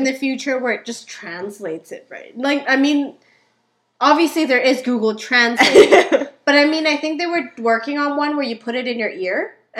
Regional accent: Macau; moved away; I was born in Macau.

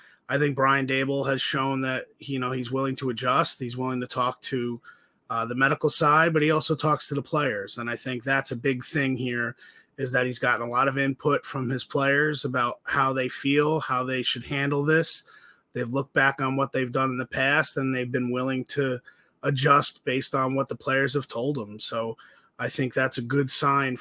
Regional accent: New Jersey, United States; also born or lived in Massachusetts; I'm from New Jersey. Shadow, about 15 minutes outside of New York City is where I grew up and where I was raised

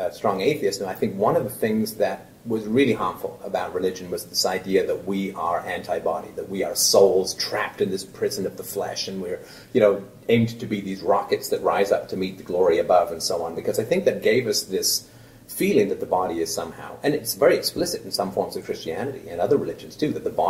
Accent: England, United Kingdom; now in Canada; I grew up in England

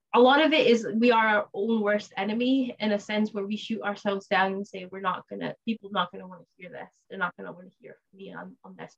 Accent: United States; moved away as an adult; now in Scotland, United Kingdom; I was raised in the U S

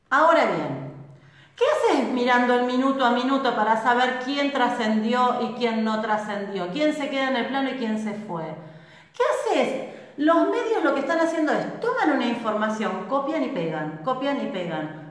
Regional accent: Argentina

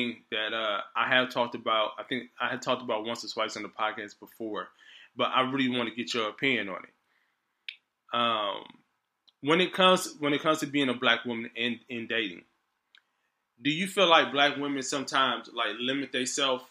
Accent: Detroit, Michigan, United States; now in Los Angeles, United States; we're both from Detroit

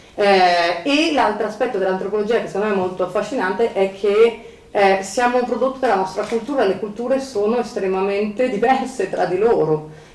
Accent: Milan, Lombardy, Italy; moved away; siamo di Milano e ho detto sì, da tanti anni che sono via da Milano ma non sono mai uscita, cioè non sono riuscita mai a a, a, lasciare Milano da, dentro di me, sono sempre stata milanese

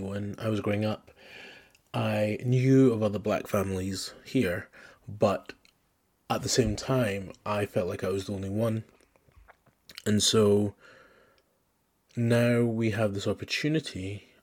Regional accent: Scotland, United Kingdom; I grew up in Scotland

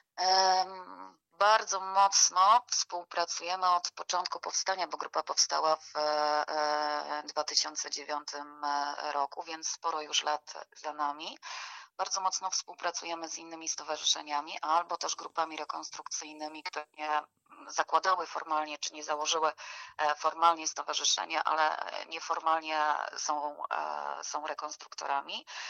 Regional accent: Gorlice, Lesser Poland, Poland; jesteśmy z Gorlic

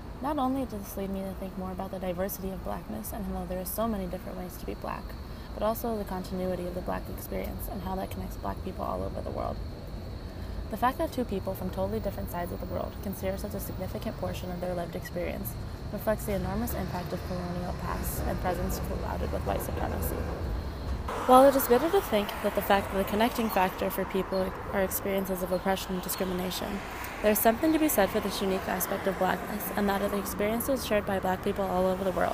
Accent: Arvada, Colorado, United States; I'm from Arvada, Colorado

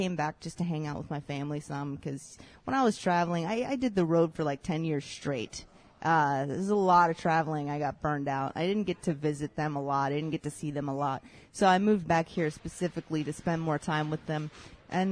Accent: Claysville, Pennsylvania, United States; I am from Claysville, Pennsylvania

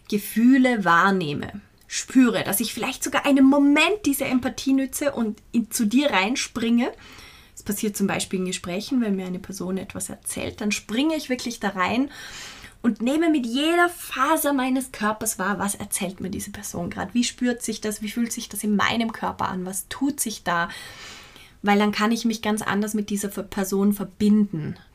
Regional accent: Vorarlberg, Austria; In Vorarlberg, wo ich herkomme, verwenden wir dieses Wort total viel und es ist wirklich ein positives Wort

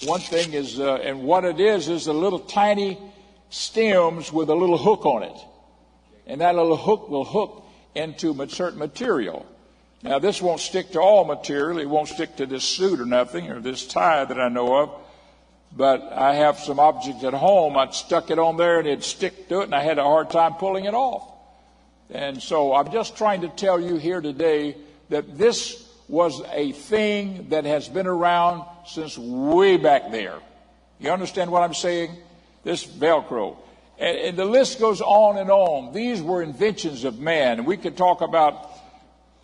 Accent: Miami, Florida, United States; as a young man, a boy actually growing up in Miami

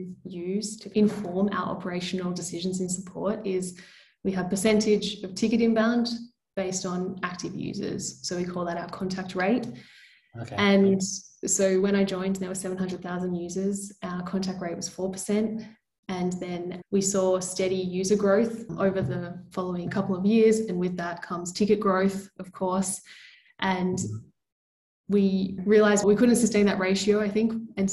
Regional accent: Melbourne, Victoria, Australia; now in Lisbon, Portugal; Based in beautiful Lisbon, but I'm from Melbourne originally.

